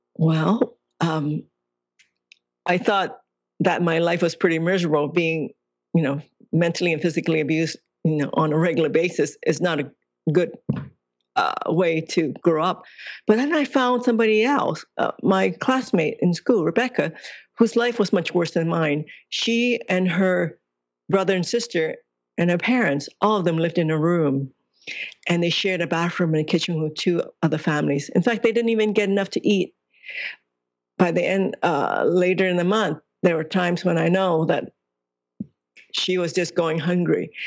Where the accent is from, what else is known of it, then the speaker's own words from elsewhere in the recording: Hong Kong; I was born in Hong Kong